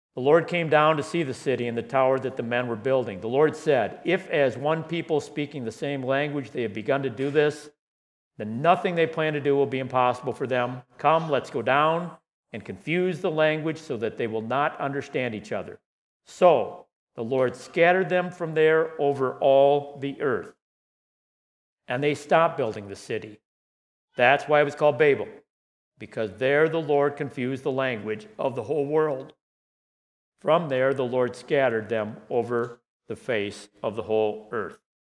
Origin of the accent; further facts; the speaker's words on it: Saginaw, Michigan, United States; When I was 13 or 14 years old, growing up in Saginaw, Michigan